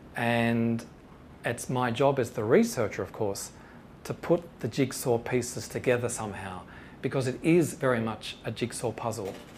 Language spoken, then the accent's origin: English; Shepparton, Victoria, Australia; the tuck shop for me growing up in Shepparton in Victoria